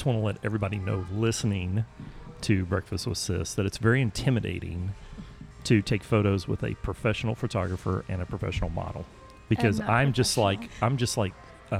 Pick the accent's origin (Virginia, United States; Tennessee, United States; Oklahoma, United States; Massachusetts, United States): Oklahoma, United States; I'm from Oklahoma.